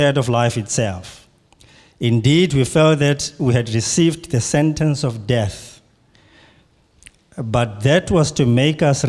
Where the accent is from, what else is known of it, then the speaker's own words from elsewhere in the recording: Pietermaritzburg, KwaZulu-Natal, South Africa; I come from South Africa in a city called Pietermaritzburg